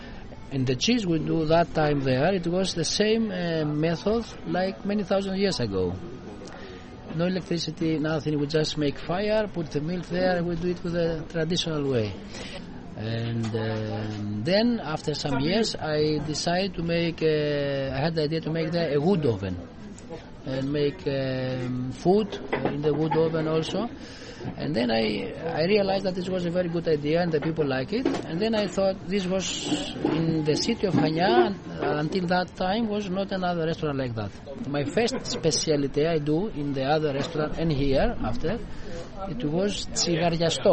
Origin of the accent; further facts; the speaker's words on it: Anopolis, Crete, Greece; English is a second language; now in Chania, Greece; I am the owner of Chrysostomos restaurant and I am from Annapolis, Sfakion